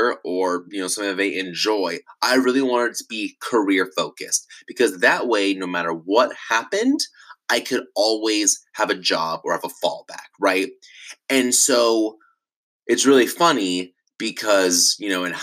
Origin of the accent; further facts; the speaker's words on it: Irvine, California, United States; I grew up in Orange County in Irvine